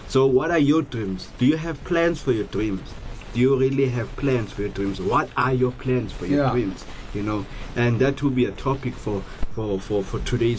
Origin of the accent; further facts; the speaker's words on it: South Africa; I'm a Xhosa boy, you know, yeah. It's one of the cultures from South Africa, Xhosa.